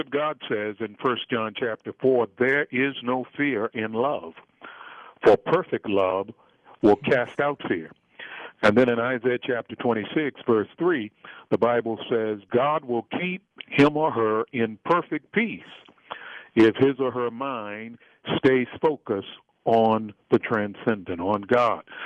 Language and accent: English; Baltimore, Maryland, United States; I grew up in Freddie Gray's neighborhood. And for those who may not recognize that, that's the neighborhood in Baltimore, Maryland